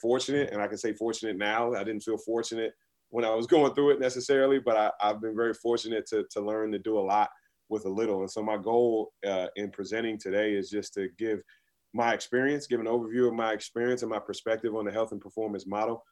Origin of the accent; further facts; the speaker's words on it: Washington, District of Columbia, United States; I was born and raised in Washington, D.C.